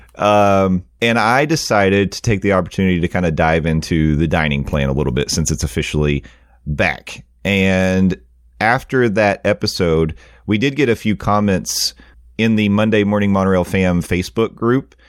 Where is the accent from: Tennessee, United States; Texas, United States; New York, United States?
Tennessee, United States; I am from Tennessee